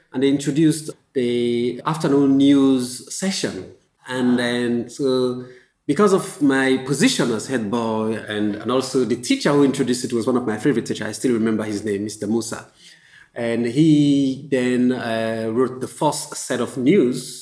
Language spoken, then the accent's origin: English; Freetown, Western Area, Sierra Leone; also born or lived in London, United Kingdom; now in Accra, Ghana; So I'm a Sierra Leonean. I come from Freetown, Sierra Leone.